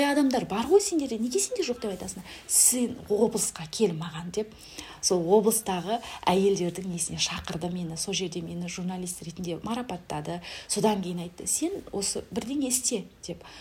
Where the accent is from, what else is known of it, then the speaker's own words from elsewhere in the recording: Kazaly, Kyzylorda Region, Kazakhstan; moved away as an adult; now in Aral, Kazakhstan; қазалының қызымын өзім аралға тұрмысқа шықтым